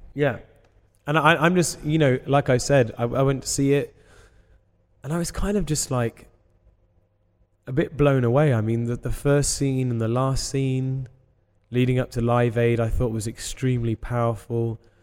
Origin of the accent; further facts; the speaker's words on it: England, United Kingdom; we're English